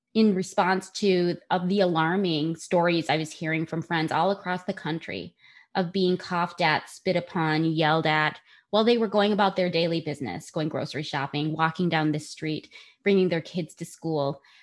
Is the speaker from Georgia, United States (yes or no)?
no; Saginaw, Michigan, United States; I grew up in Saginaw, Michigan